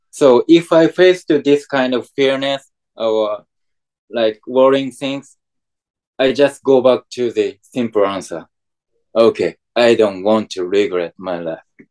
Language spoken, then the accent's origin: English; Japan; English is a second language; I'm from Japan